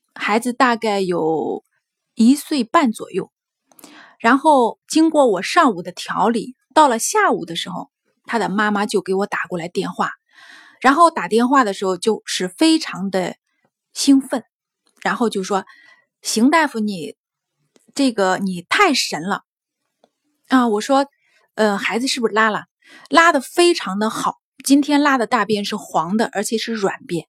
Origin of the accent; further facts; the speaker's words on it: Henan, China; 我是河南那边的